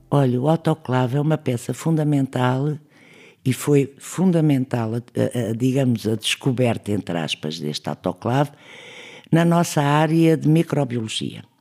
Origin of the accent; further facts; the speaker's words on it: Trás-os-Montes, Portugal; born there; nasci em Trás Montes em 1939, trabalhei no técnico toda a minha vida